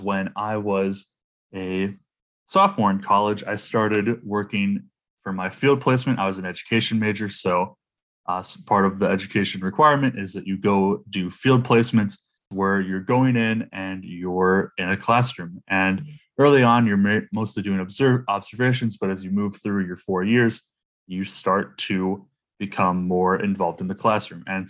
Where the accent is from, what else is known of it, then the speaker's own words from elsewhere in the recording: Toledo, Ohio, United States; moved away as an adult; in my hometown of Toledo, Ohio